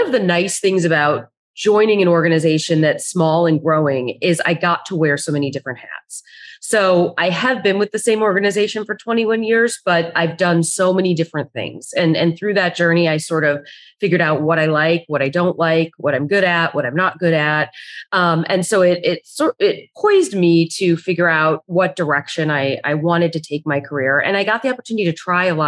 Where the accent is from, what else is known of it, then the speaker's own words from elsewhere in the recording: right outside of Chicago, Illinois, United States; I grew up right outside of Chicago